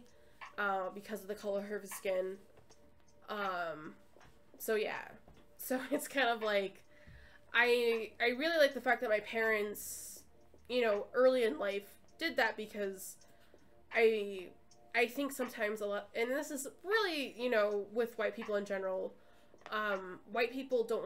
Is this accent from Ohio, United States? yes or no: no; Brooklyn Center, Minnesota, United States; I lived in Brooklyn Center for a long time